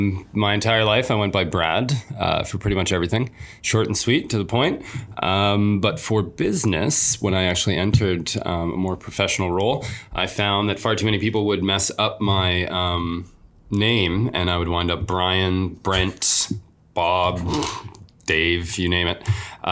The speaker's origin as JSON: {"language": "English", "region": "Alberta", "country": "Canada", "tie": "born or raised there", "also_born_or_lived": "Toronto, Ontario / Squamish, British Columbia", "moved": "as an adult"}